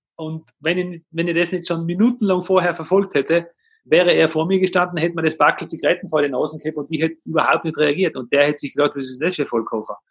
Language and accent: German; Tyrol, Austria; bei uns in Tirol